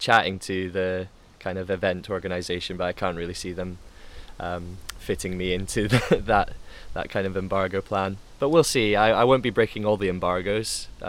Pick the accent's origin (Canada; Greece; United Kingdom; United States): United Kingdom; Being British, British or interior stereotypically doesn't help that sometimes as well.